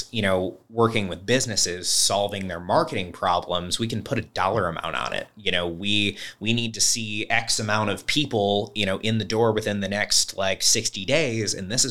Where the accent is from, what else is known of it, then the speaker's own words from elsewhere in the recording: Wyoming, Michigan, United States; also born or lived in Kentwood / Byron Center; So I grew up in Wyoming. Wyoming, the town, not the state. We've moved around. So went from Wyoming to Door to Kentwood and back to Door. And then I moved to Byron Center.